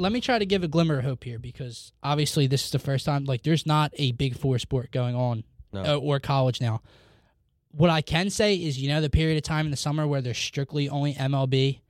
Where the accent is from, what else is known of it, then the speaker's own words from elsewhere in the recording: New Jersey, United States; I remember Wells Fargo's growing up in Jersey.